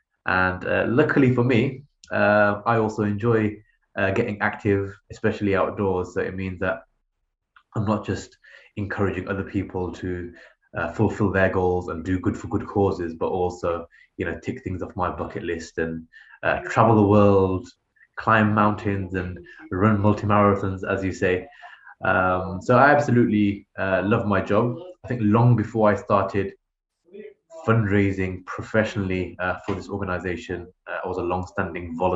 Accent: United Kingdom; as a British Muslim

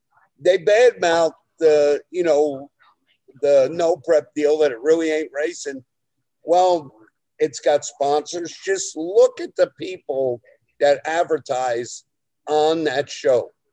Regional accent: New Jersey, United States; I'm from Jersey

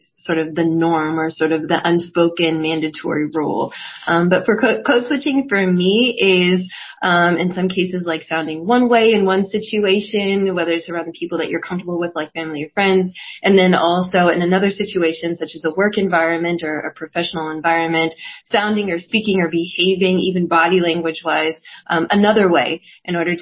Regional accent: Northeast Ohio, United States; moved away as an adult; also born or lived in Atlanta, Georgia; now in Maryland, United States; I'm originally from Ohio, Northeast Ohio

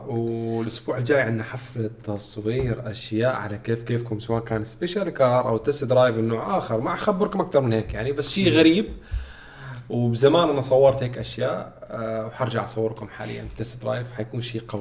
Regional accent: Syria; انا سوري

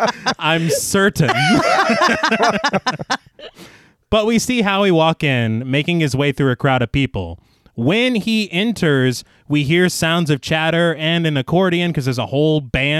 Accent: United States; maybe just as an American.

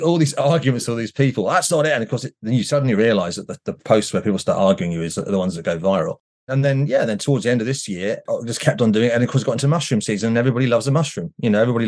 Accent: New Forest, South East England, United Kingdom; I grew up in the New Forest many, many years ago

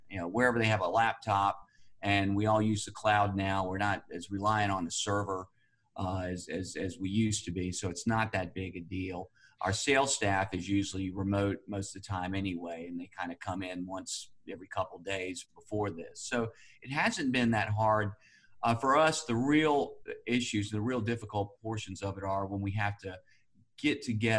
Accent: Burlington, North Carolina, United States; born there; also born or lived in Winston-Salem / New York City / Fort Lauderdale; So we moved around quite a bit. First around the state. I was born in Burlington, but we moved over to Winston-Salem.

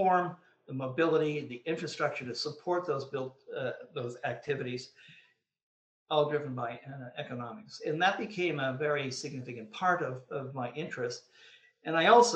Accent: Sudbury, Ontario, Canada; I had the pleasure of being born and raised in the formative years of my life in Sudbury, Ontario

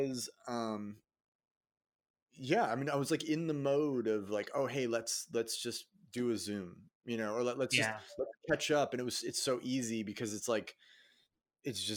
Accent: Boston, Massachusetts, United States; my hometown of Boston

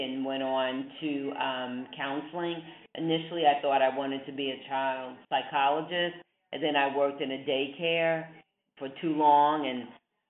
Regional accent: New York City, New York, United States; moved away; also born or lived in Illinois; I grew up in Manhattan in New York City

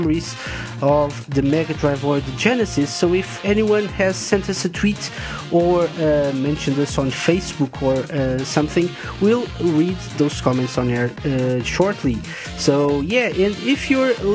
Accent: Portugal; I'm from Portugal

